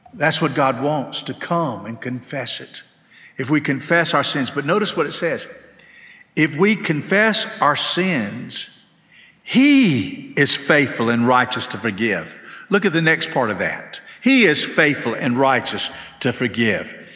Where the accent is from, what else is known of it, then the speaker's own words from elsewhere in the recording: Macon, Georgia, United States; now in Hendersonville, United States; When I was growing up, we moved to Macon when I was in sixth grade, and we lived in a small house